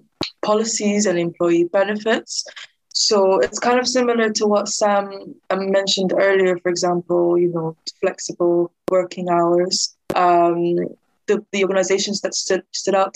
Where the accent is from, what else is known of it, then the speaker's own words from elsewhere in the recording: Denmark; now in United Kingdom; I grew up in Denmark